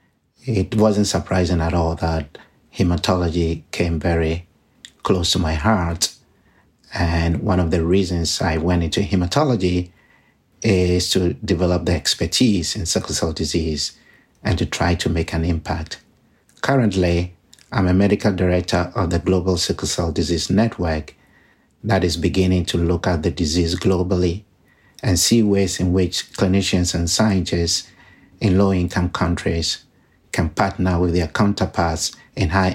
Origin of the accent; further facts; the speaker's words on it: Ghana; moved away; I was born in Ghana, in West Africa, which has a high burden of disease